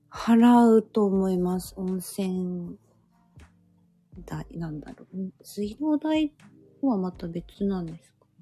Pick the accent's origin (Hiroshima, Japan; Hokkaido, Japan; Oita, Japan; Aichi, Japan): Oita, Japan; also born or lived in Beppu, Oita; now in Fukuoka, Japan; 生まれ大分で、えまあ、在住が福岡です。